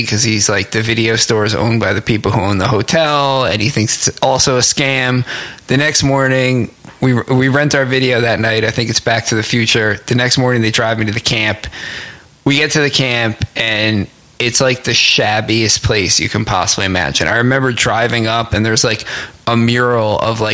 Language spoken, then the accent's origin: English; New Jersey, United States; also born or lived in Newark / West Orange; I'm from New Jersey